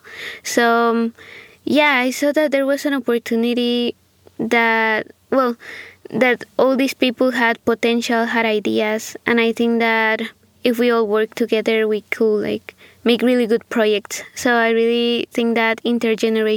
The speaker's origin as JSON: {"language": "English", "country": "Guatemala", "also_born_or_lived": "Santa Ana, Costa Rica", "moved": "yes", "lives_now": "Walla Walla, United States", "said": "I'm from Guatemala and currently I'm a student at Whitman College."}